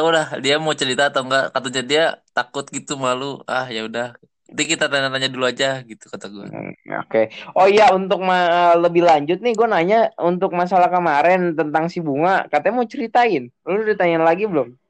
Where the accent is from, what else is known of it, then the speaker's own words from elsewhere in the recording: Bekasi, West Java, Indonesia; gue asal Bekasi dan gue uh, temannya Deva dari kampung Inggris Pare